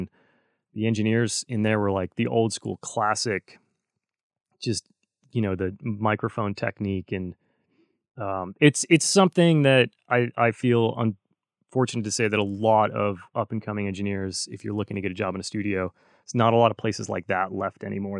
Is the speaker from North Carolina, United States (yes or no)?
yes; North Carolina, United States; because I grew up in North Carolina. I think I left that out of my speed intro.